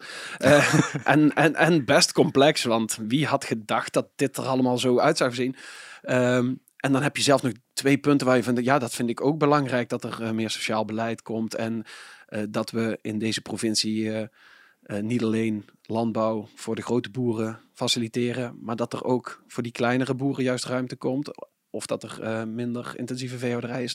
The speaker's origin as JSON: {"language": "Dutch", "town": "Venlo", "region": "Limburg", "country": "Netherlands", "said": "ik kom uit Venlo, ik ben een Venlo's eh, provinciale statenlid"}